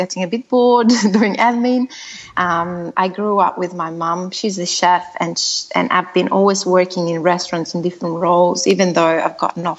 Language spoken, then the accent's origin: English; Italy; moved away as an adult; now in Australia; I'm originally from Italy, as you said, and I moved to Australia about 10 years ago